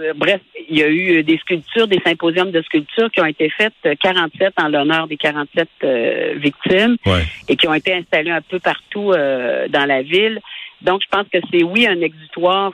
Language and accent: French; Lac-Mégantic or the region, Quebec, Canada; on est de Mégantic ou de la région